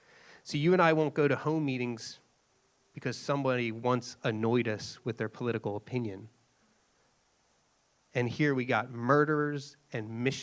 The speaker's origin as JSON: {"language": "English", "town": "Philadelphia", "region": "Pennsylvania", "country": "United States", "said": "I'm from Philly."}